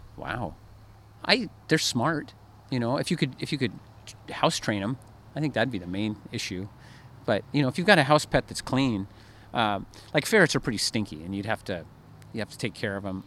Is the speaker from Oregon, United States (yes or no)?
yes; Oregon, United States; I grew up in Oregon